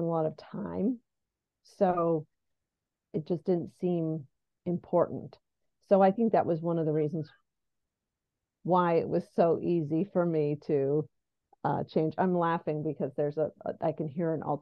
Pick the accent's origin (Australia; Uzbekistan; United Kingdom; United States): United States; Delaware; also born or lived in New York City; I'm essentially from Delaware and have moved back